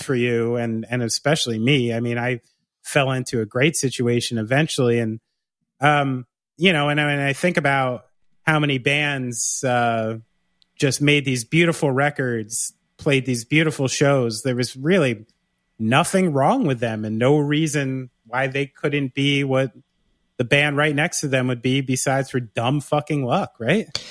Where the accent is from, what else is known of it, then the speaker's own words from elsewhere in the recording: Somerville, New Jersey, United States; also born or lived in Bridgewater, New Jersey / New Brunswick, New Jersey; I grew up in Somerville